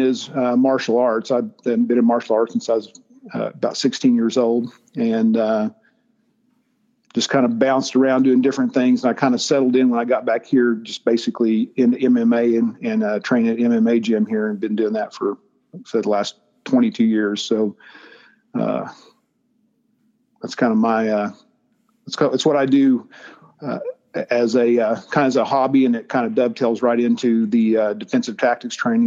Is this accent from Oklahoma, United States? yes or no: yes; Claremore, Oklahoma, United States; I'm from Oklahoma. I grew up out around Claremore, small town outside of Tulsa